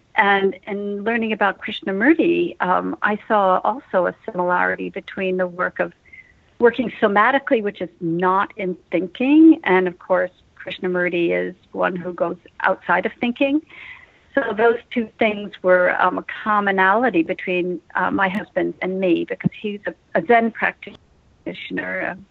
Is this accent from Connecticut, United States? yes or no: yes; Westport, Connecticut, United States; moved away; I grew up in Westport, Connecticut